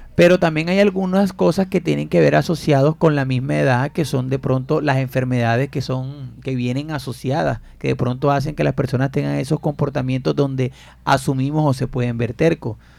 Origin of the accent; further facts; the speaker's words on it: Fundación, Magdalena, Colombia; Yo soy de Fundación Mandalena y nosotros nos sentábamos en la puerta a esperar que pasara el señor con el tanque de la leche